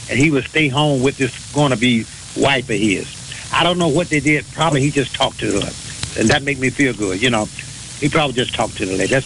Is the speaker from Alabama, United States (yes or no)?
no; Homer, Louisiana, United States; born there; moved away; also born or lived in Pine Bluff, Arkansas / Chicago; My my grandparents are from here, but I was born in Louisiana, a little place called Homer, Haynesville, Louisiana.